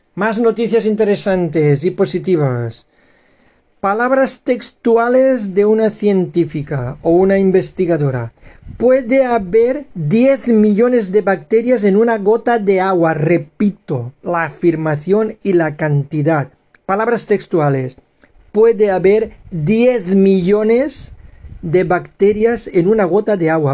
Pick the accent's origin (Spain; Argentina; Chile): Spain; españoles eh, y ciudadanos tolerantes, abiertos, que queremos una España unida y amigable